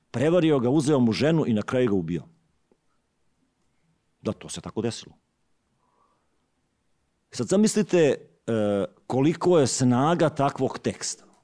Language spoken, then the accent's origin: Croatian; Šibenik-Knin County, Croatia; Rođen sam u Đu, Đujićevom kraju.